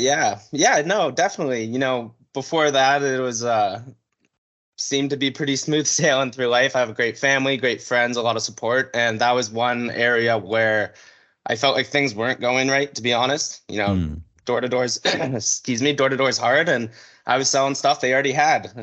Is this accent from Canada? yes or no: yes; North Vancouver, British Columbia, Canada; born and raised in North Vancouver, British Columbia.